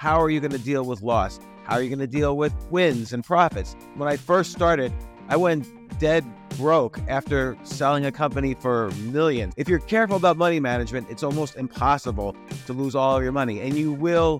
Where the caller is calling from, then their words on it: Georgia, United States; Well, I am about an hour north of a city called Atlanta in the United States.